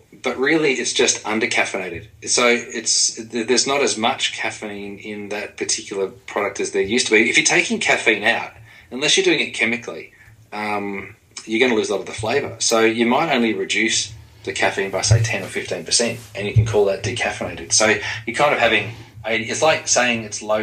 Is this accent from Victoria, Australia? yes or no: yes; Dandenong, Victoria, Australia; I grew up in Dandenong in Melbourne, Australia